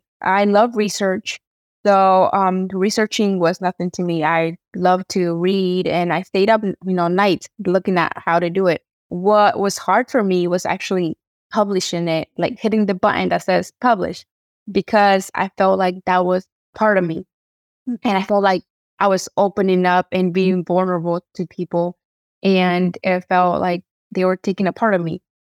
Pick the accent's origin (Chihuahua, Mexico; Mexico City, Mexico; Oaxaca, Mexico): Oaxaca, Mexico; I'm Mixteca from Oaxaca. So I'm writing a book in English, Spanish, and Mixteco.